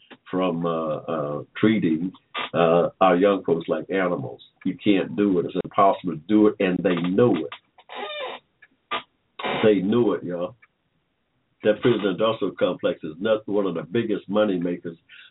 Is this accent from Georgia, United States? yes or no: yes; Georgia, United States; I was born in 1945 in Georgia